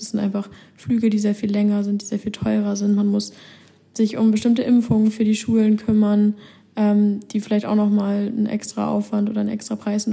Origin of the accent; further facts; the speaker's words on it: Germany; hier als Deutsche